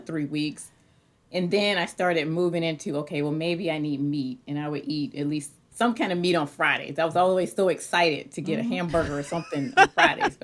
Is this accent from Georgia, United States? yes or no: yes; Atlanta, Georgia, United States; moved away; I grew up in the South